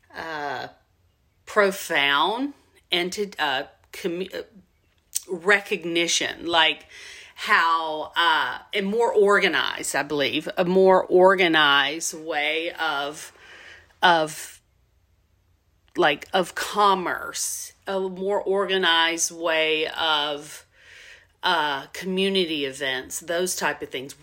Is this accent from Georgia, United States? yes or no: yes; Southwest Georgia, United States; moved away; I'm from Southwest Georgia